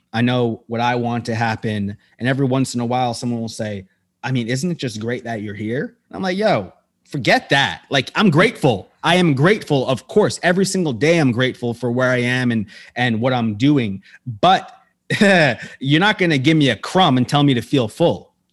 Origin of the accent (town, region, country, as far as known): United States